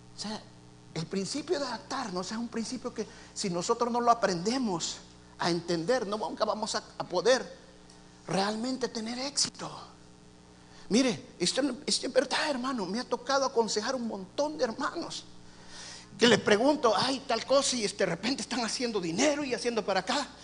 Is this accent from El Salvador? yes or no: yes; El Salvador; now in Houston, United States; En mi país